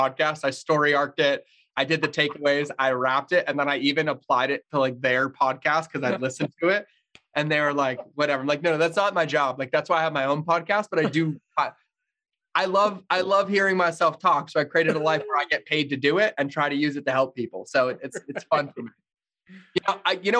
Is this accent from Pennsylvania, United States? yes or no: no; Massachusetts, United States; I grew up in Massachusetts, pretty fucking horrendous childhood